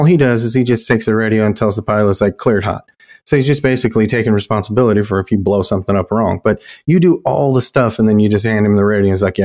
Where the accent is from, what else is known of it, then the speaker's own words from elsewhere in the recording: Orlando, Florida, United States; moved away as an adult; now in Alabama, United States; I grew up in Florida in Orlando, so I got to deal with all the Disney stuff, but also the beach